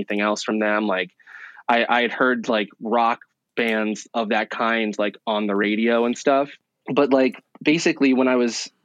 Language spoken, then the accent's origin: English; New Brunswick, New Jersey, United States; This is my hometown. So I grew up here. I spent like my first 18 years here